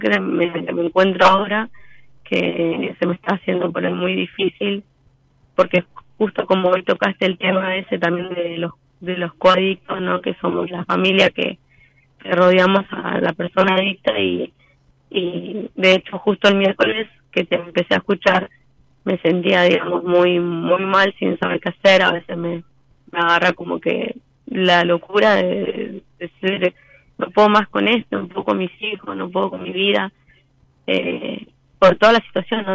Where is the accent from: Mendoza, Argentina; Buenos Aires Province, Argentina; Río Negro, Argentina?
Buenos Aires Province, Argentina; Rafael Castillo; soy de Rafael Castillo, La Matanza.